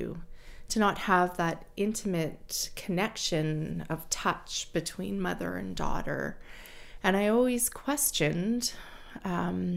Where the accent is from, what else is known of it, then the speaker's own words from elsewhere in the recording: Yukon, Canada; I was born and raised in the Yukon, and I'm a member of the Champaign and Ajax First Nations